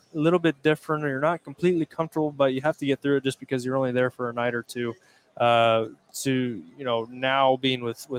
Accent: Indiana, United States; my home state, Indiana

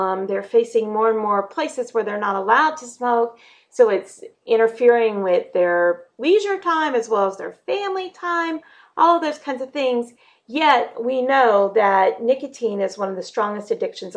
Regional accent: North Florida, United States; I grew up in North Florida in tobacco country

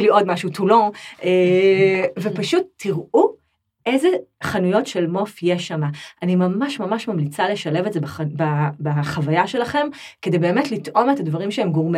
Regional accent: Israel; accent: Israeli; now in France; אני כזאת ישראלית באיך שאני

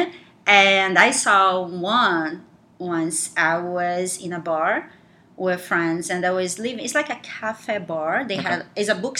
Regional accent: Rio de Janeiro, Brazil; moved away; I'm from Rio

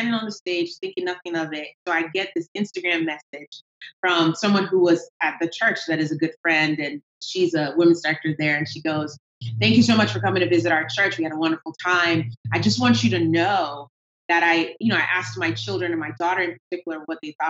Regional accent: Nigeria; moved away; I have an accent, which comes from, I am Nigerian

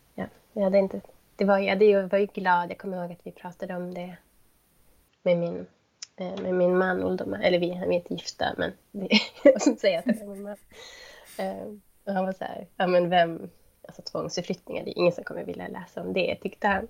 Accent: Kiruna, Norrbotten County, Sweden; moved away as an adult; now in Jokkmokk, Sweden; jag är uppvuxen i Kiruna.

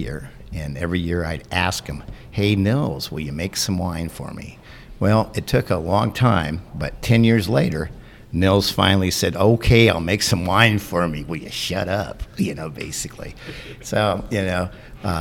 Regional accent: Eureka, California, United States; I was born up in Eureka, California

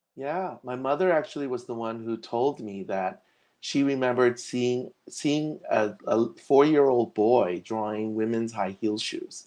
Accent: Los Angeles, California, United States; also born or lived in Hong Kong / Santa Barbara; I actually grew up here since I was like we came to America when I was four years old

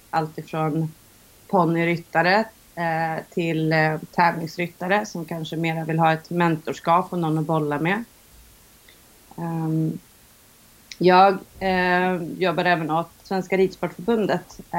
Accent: Gotland, Sweden; jag kommer faktiskt från Gotland från början även om många säger att jag lyckas dölja det lite väl i, min, i mitt språk.

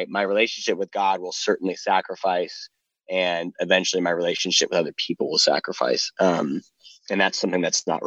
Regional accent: Ohio, United States; also born or lived in South Carolina / Florida / Virginia / Arizona; now in Gallatin, United States; I lived mostly in Ohio throughout my childhood. I was born and raised in South. I was born in South Carolina.

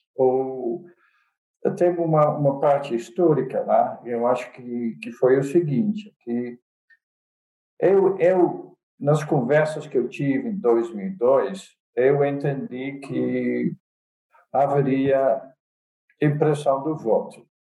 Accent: Netherlands; accent: Dutch; Portuguese is a second language; moved away as an adult; now in Brazil; eu sou holandês, daí meu sotaque

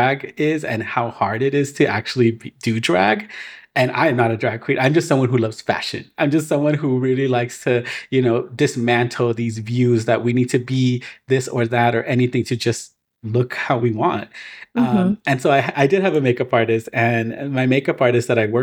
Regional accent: Inglewood, California, United States; I'm from Inglewood

